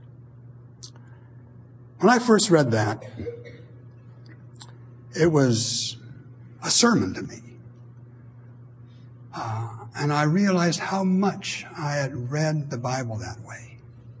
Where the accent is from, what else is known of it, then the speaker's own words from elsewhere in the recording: Montana, United States; moved away; also born or lived in Maryland; I grew up in Montana